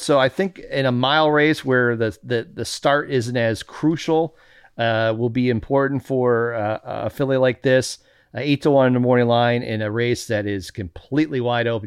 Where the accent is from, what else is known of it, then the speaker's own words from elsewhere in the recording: Chicago, Illinois, United States; I grew up in Chicago